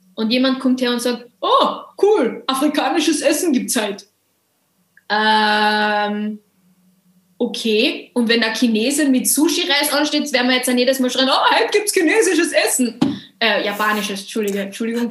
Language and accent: German; Carinthia, Austria; dass Mama und Papa hier sind und Immigranten waren und ich aber hier geboren bin